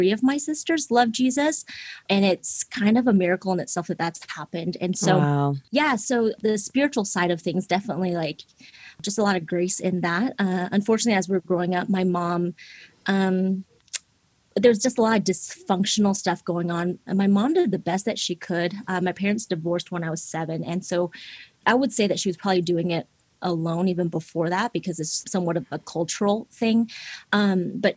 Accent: Seattle, Washington, United States; English is a second language; moved away; I was born and raised in Seattle, Washington.

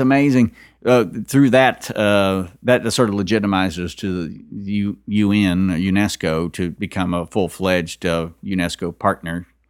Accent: Kentucky, United States; also born or lived in Texas / Louisiana; I was born in Texas, and raised mostly in Kentucky, though, and, uh, Louisiana.

